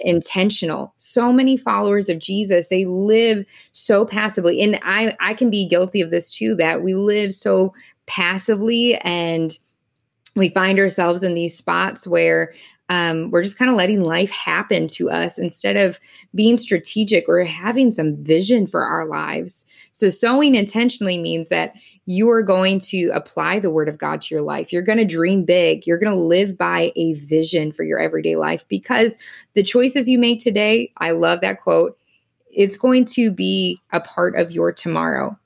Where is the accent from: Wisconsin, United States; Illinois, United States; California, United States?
Wisconsin, United States; moved away as an adult; also born or lived in Missouri; now in Indianapolis, United States; growing up in Wisconsin